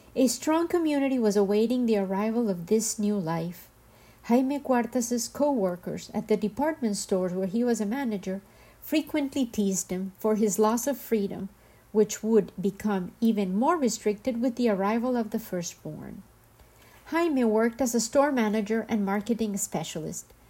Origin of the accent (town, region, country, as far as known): Medellín, Antioquia, Colombia; born or raised there; first language Spanish; English is a second language; moved away